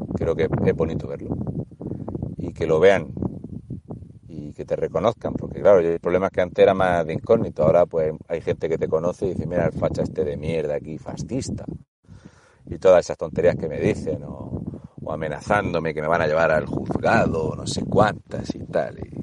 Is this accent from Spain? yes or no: yes; Spain